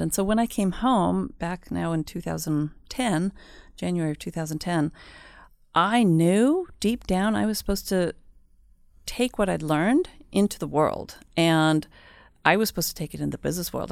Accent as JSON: {"language": "English", "country": "United States", "tie": "born or raised there", "also_born_or_lived": "Mexico", "moved": "as an adult", "lives_now": "Sweden", "said": "I am half Swedish. but I grew up in the States, so that's why my Swedish is not always a hundred percent"}